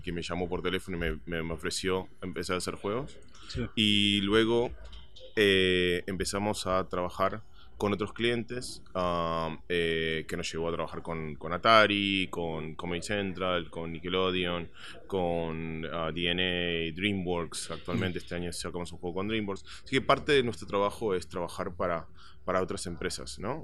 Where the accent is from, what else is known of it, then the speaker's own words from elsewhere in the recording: Buenos Aires, Argentina; moved away; yo soy originalmente de Argentina, eh, nací en Buenos Aires y desde muy chico ah, tenía una pasión por los videojuegos